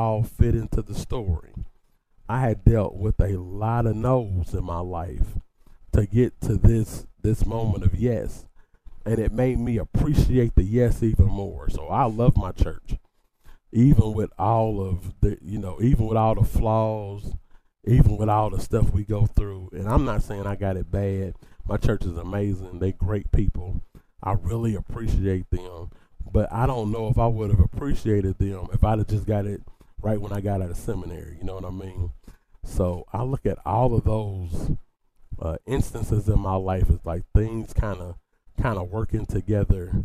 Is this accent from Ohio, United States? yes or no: yes; Dayton, Ohio, United States; I grew up in the Shiloh Baptist Church in Dayton, Ohio